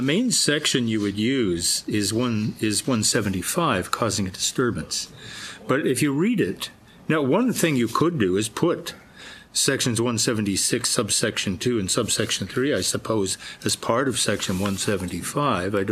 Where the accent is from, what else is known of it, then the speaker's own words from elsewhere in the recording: Canada; I grew up in Canada